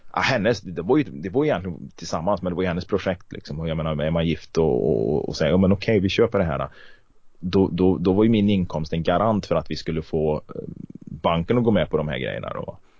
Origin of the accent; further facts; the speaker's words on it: Karlstad, Värmland, Sweden; moved away as an adult; now in Kristinehamn, Sweden; Jag är uppväxt i Karlstad